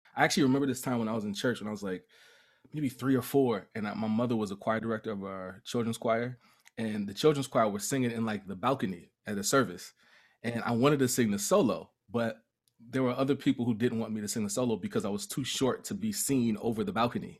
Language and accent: English; Mount Vernon, New York, United States; also born or lived in Cleveland, Ohio; Moved to Mount Vernon, New York when I was young